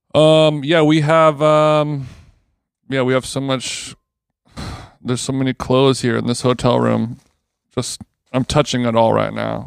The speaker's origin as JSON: {"language": "English", "country": "United States", "said": "I'm American"}